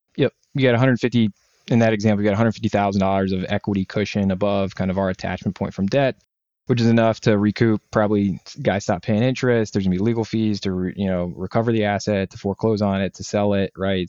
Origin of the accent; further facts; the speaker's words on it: Northeast Ohio, United States; I grew up in Northeast Ohio